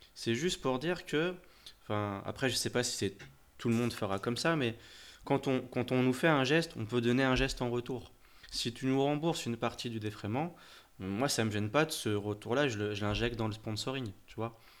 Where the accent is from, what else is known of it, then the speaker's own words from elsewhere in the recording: France; chez nous en France